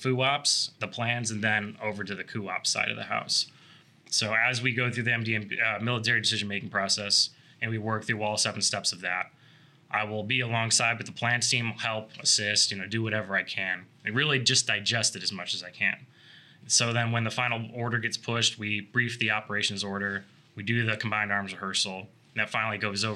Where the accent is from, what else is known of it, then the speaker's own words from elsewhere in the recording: Aurora, Illinois, United States; moved away; Originally from Aurora, Illinois